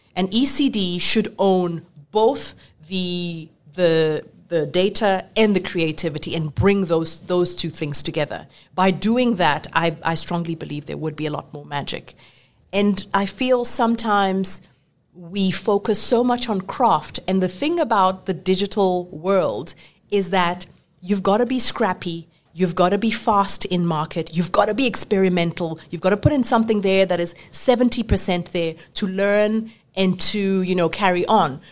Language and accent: English; South Africa; I'm talking South African